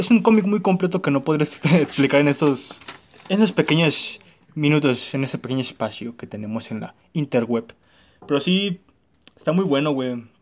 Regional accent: Polanco, Mexico City, Mexico; born there; Nací en Polanco y me mandan a Ecatepec, güey, no mames.

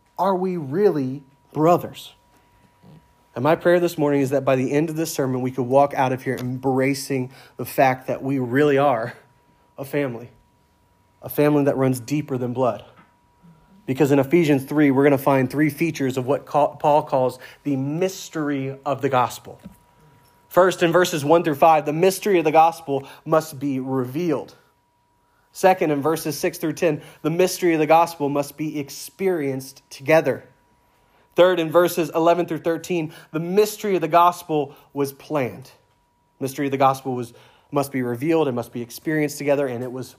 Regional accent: the South, United States; moved away as an adult; I'm from the South, but I'm used to calling everyone brother or sister because down South, everyone says that in the church.

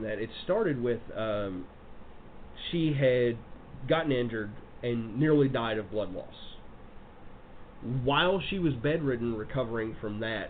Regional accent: Portland, United States; I'm from Portland.

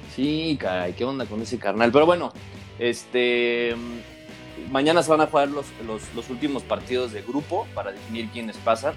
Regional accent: Mexico; como mexicano

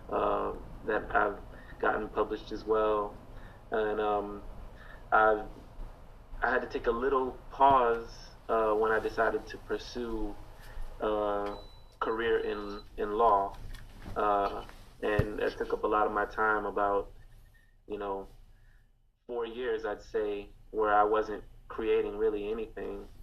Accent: Rochester, New York, United States; now in Florida, United States; Um, I'm originally from Rochester, New York, but I've been living in Florida for probably the same amount of time as I, I lived up there.

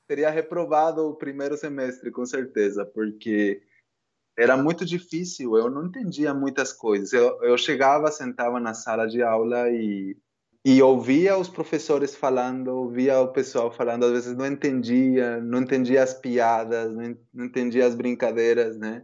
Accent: Guatemala; Portuguese is a second language; moved away as an adult; also born or lived in Guatemala City; now in Brazil; me cresci numa cidade que faz fronteira com o México, né? A ah, família, tá. eu, eu sou da capital da Guatemala

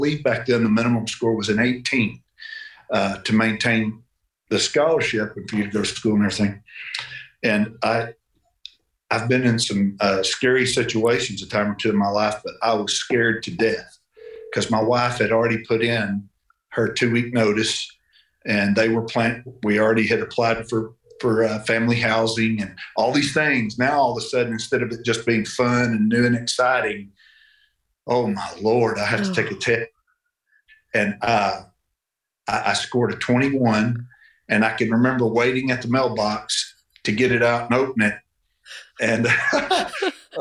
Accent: Mena, Arkansas, United States; John and I grew up here in Mena

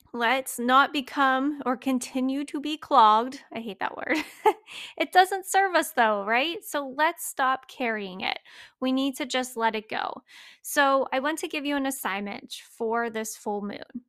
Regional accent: Pennsylvania, United States; I grew up in Old MacDonald, had a farm, uh, Pennsylvania

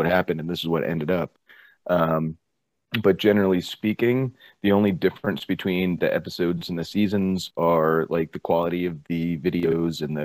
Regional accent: New Jersey, United States; moved away as an adult; also born or lived in Florida; I grew up in New Jersey, and I moved down to Florida for this girl

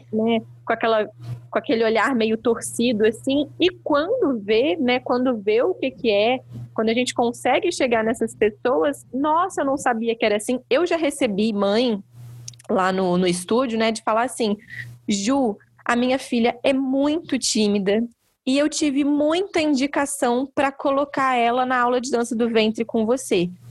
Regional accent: Barão de Juparanã, Rio de Janeiro, Brazil; now in Vassouras, Brazil; Eu sou nascida e criada em Barão de Juparanã

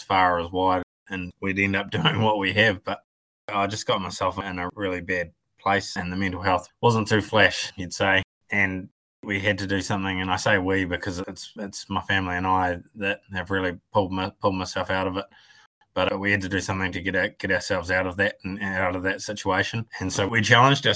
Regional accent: Golden Bay, Tasman, New Zealand; Born and bred in Golden Bay.

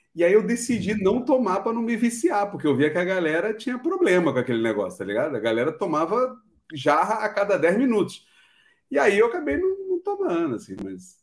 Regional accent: Rio de Janeiro, Brazil; now in Portugal; eu sou carioca

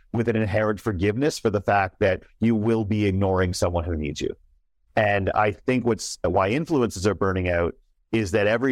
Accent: Canada; me as a Canadian

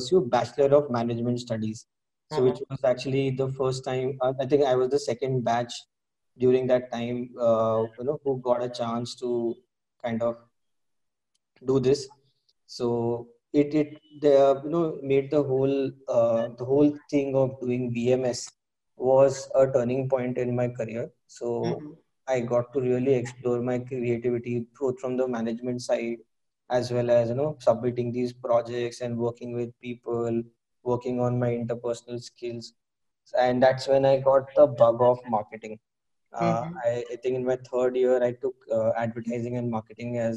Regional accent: Mumbai, Maharashtra, India; I was born and brought up in Mumbai

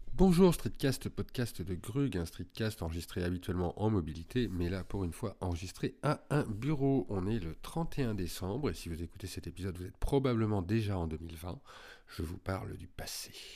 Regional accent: Lyon, Auvergne-Rhône-Alpes, France; Moi, je suis lyonnais

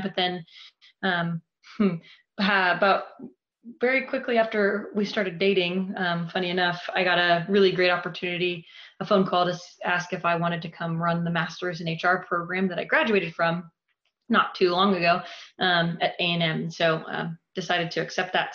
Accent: Dallas, Texas, United States; also born or lived in Chicago / California; my family, we moved down to Dallas um, when I was like six months old

